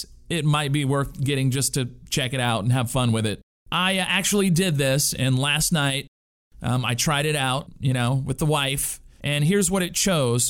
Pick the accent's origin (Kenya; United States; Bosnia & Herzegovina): United States; Louisiana; I'm from Louisiana